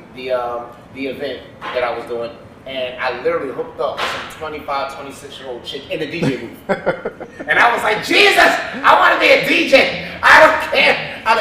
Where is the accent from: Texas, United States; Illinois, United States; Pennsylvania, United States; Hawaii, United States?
Pennsylvania, United States; Philadelphia; now in Miami, United States; Born and raised in Philadelphia.